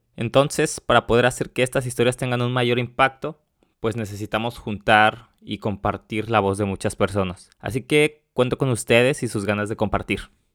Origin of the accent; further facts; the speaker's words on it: Mexico; moved away as an adult; now in Warsaw, Poland; yo soy de México, vivo en Varsovia